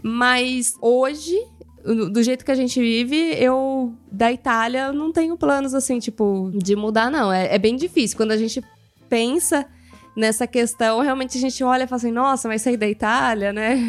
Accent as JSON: {"language": "Portuguese", "country": "Brazil", "moved": "as an adult", "lives_now": "Italy", "said": "eu sou brasileira"}